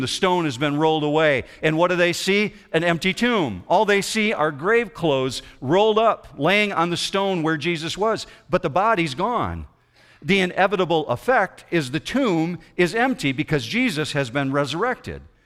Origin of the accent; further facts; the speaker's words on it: Lake Michigan shore, west side of Michigan, United States; When I grew up in the, the west side of Michigan, I grew up on the Lake Shore of Lake Michigan